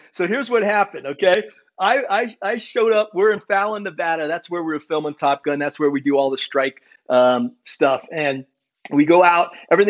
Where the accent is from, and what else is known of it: Germany; born there